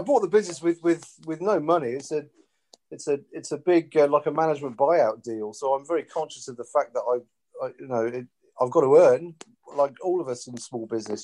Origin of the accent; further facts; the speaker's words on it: Porthleven, South West England, United Kingdom; moved away; I grew up in West Cornwall, and yeah. it reminds me of growing up in Porthleven.